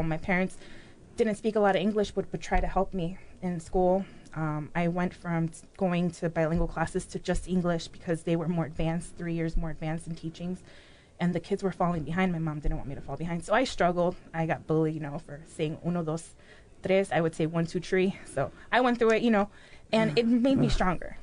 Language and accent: English; Chicago, Illinois, United States; also born or lived in Mexico City, Mexico; now in Peoria, United States; raised in Chicago